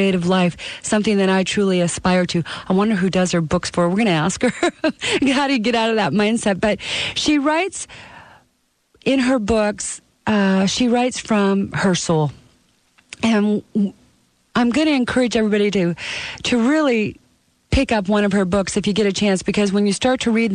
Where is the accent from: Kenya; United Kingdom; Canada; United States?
Canada; moved away; I'm from Canada